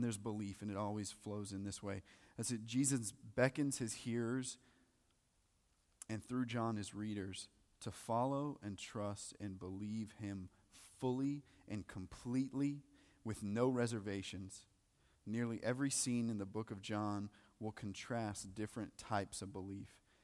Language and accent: English; the South, United States; you go to church, for sure, 'cause we're from the South